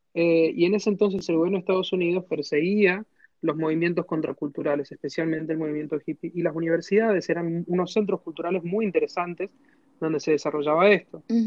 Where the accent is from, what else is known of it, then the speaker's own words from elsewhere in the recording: San Juan, Argentina; yo soy de San Juan